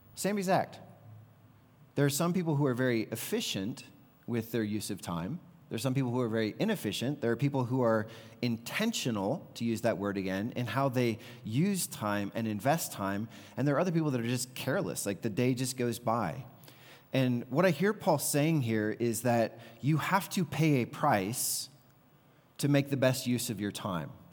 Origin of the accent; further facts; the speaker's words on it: the Bible Belt, Deep South, United States; growing up in the Bible Belt, in the Deep South, very conservative culture